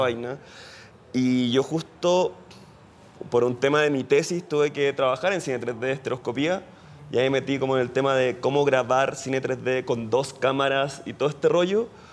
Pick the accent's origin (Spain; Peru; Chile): Chile; Soy chileno